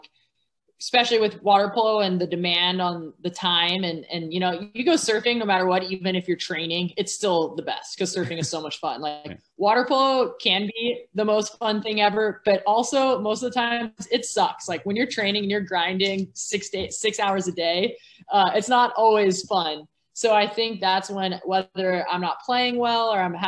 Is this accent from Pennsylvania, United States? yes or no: no; Orange County, California, United States; I grew up in Orange County, California